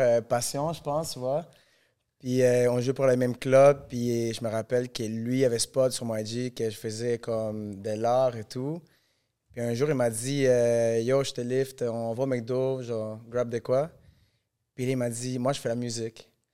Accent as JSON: {"language": "French", "country": "Venezuela", "moved": "yes", "lives_now": "Montreal, Canada", "said": "je viens du Venezuela"}